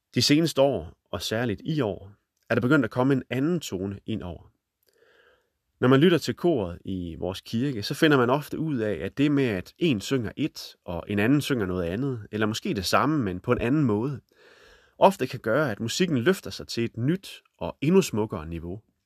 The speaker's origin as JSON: {"language": "Danish", "town": "Holstebro", "region": "Central Denmark Region", "country": "Denmark", "tie": "born or raised there", "said": "midt i Holstebro, hvor jeg er vokset op"}